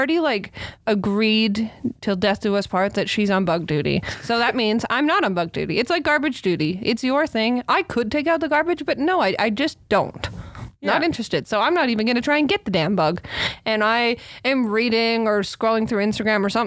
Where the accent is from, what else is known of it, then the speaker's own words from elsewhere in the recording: Canada; also born or lived in Australia; as a Canadian